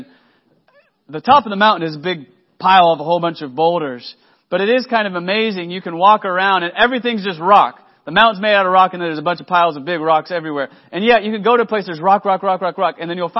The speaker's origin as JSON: {"language": "English", "region": "Texas", "country": "United States", "lives_now": "Oklahoma, United States", "said": "I'm from Oklahoma now. I mean, I'm a transplant from Texas, but I'm here now, friends."}